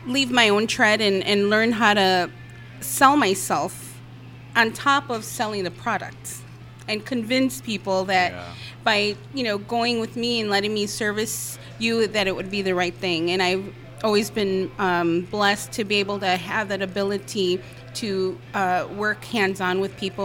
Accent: Chicago, Illinois, United States; born and raised in Chicago

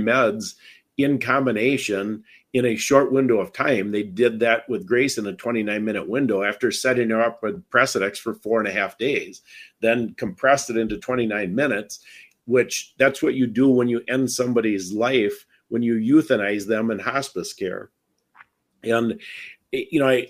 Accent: Wisconsin, United States; I'm from Wisconsin because I don't have an accent.

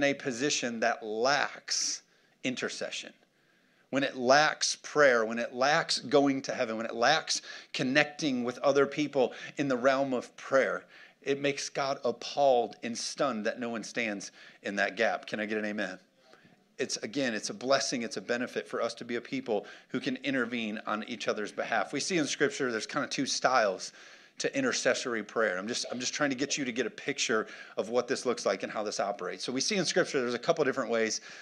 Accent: United States; American Christians

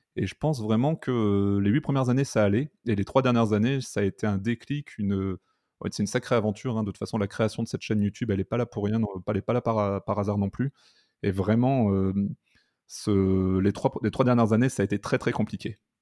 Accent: north of France, France; je suis originaire du nord de la France

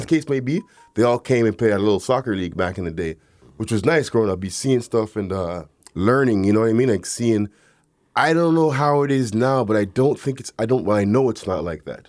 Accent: Toronto, Ontario, Canada; growing up in the neighborhood that I grew up in Galloway

